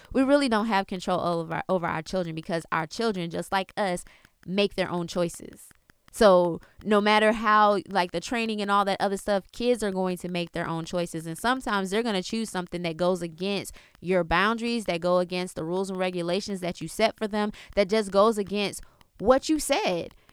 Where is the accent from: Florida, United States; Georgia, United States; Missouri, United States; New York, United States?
Florida, United States; South; I was born in Florida, born in South Florida, you know, but I have Jamaican roots because of my father and my grandmother being born there